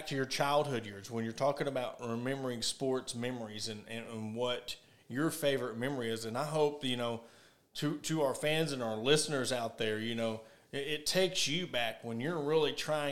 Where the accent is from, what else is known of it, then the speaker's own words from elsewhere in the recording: Ozark, Arkansas, United States; I was born and raised in Ozark